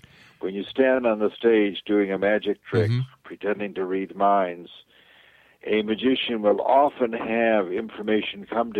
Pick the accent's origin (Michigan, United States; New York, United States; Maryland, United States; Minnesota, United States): New York, United States; now in California, United States; I grew up in New York